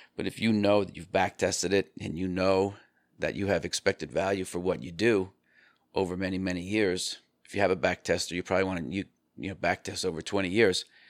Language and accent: English; New York, United States; I'm from New York